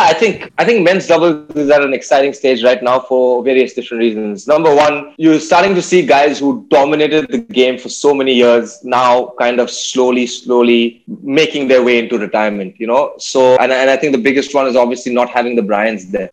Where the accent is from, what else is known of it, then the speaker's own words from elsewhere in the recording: Chennai, Tamil Nadu, India; I grew up in Chennai.